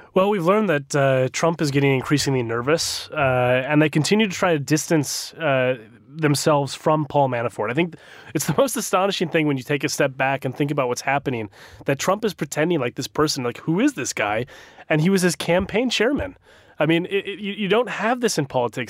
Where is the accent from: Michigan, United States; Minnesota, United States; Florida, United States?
Minnesota, United States; my home state of Minnesota